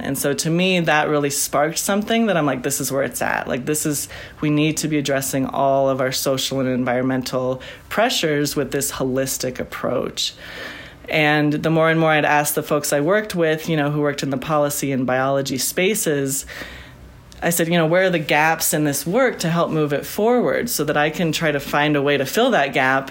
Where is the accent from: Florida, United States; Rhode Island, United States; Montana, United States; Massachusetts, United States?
Montana, United States; Bitterroot Valley; moved away as an adult; I grew up in the Bitterroot Valley. I'm in western Montana